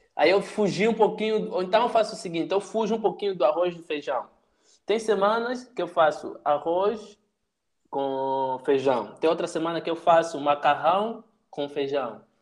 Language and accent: Portuguese; Angola; moved away as an adult; now in Brazil; Sou de Angola, mas eu moro já aqui no Brasil faz 4, 5 anos.